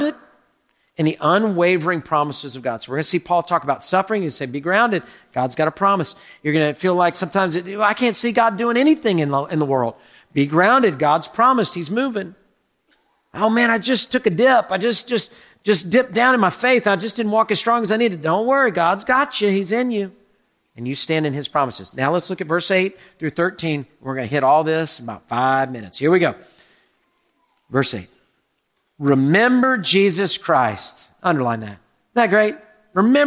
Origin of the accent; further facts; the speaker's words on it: Texas, United States; We as Texans